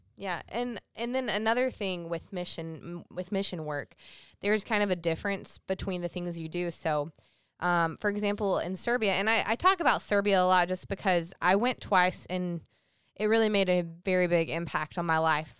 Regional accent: South Carolina, United States; growing up in South Carolina, that's considered the Bible Belt.

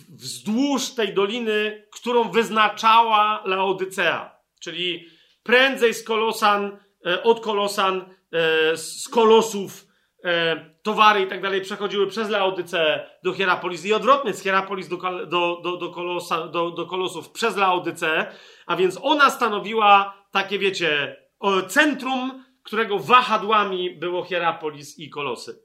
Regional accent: Poland; z Polski

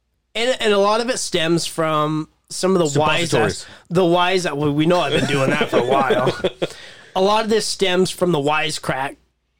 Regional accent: Syracuse, Utah, United States; I'm from Syracuse fucking Utah.

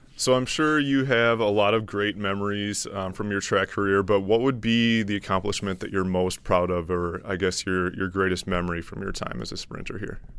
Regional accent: Grafton, Wisconsin, United States; also born or lived in Milwaukee; I was born in Milwaukee. Uh, I grew up in Grafton, Wisconsin, which is about twenty-five

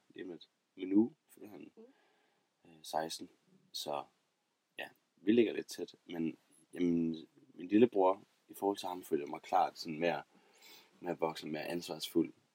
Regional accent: Aarhus, Central Denmark Region, Denmark; jeg er fra Aarhus af.

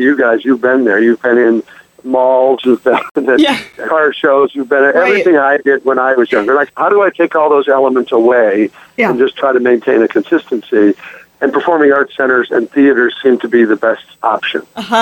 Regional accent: Omaha, Nebraska, United States; I was spoiled growing up in Omaha

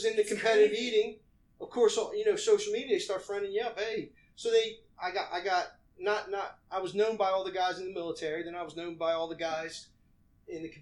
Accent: Ellesmere, Maryland, United States; that's where I came from

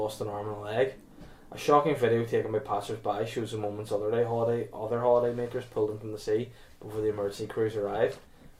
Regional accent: Rio de Janeiro, Brazil; I'm from Rio.

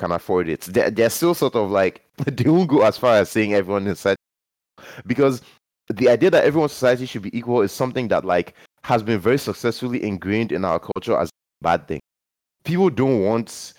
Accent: Nigeria; growing up in Nigeria

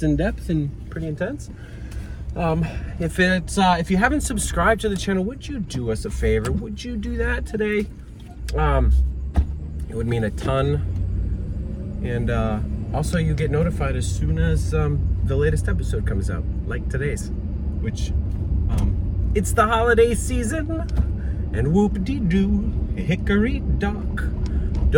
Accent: Maine, United States; moved away; where I'm from, we had them all the time. I'm from Maine originally

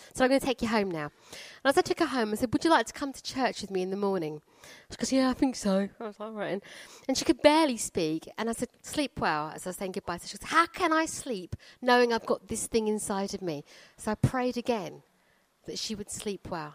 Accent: Croydon, London, United Kingdom; I come from Croydon

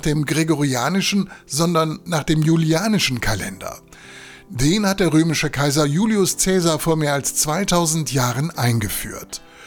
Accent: Germany; bei uns in Deutschland

